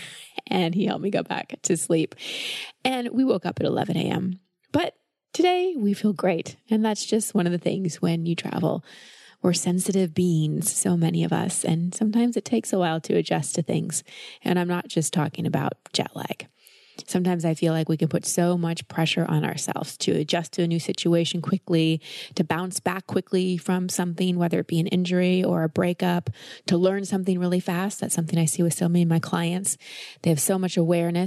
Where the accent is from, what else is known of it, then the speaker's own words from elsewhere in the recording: Texas, United States; Growing up in Texas as a woman, hair is a big deal.